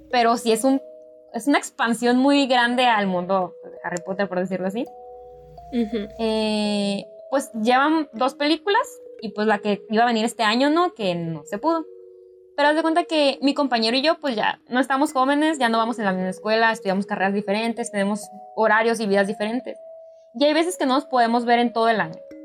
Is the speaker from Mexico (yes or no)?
yes; northern Mexico, Mexico; tú y yo somos de México